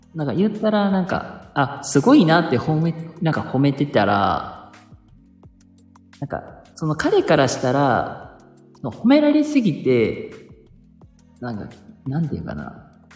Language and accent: Japanese; Kansai, Japan; 僕も関西人なんですよ